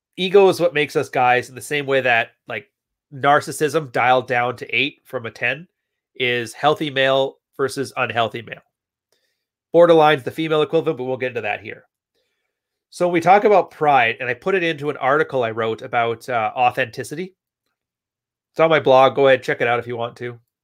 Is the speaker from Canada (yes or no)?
yes; Edmonton, Alberta, Canada; also born or lived in West Coast; now in Montreal, Canada; I was born in Edmonton, Alberta